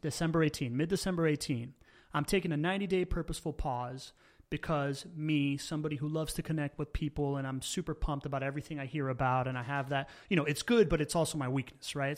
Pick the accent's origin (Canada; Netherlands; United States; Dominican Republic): United States; Miami, Florida; English is a second language; also born or lived in Venezuela / Spain / California; we moved back to Miami, where I grew up